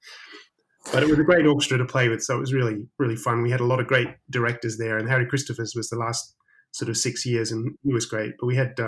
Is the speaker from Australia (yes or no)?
yes; South Australia, Australia; moved away as an adult; also born or lived in Sydney / London, United Kingdom / State College, Pennsylvania, United States; being an Australian from South Australia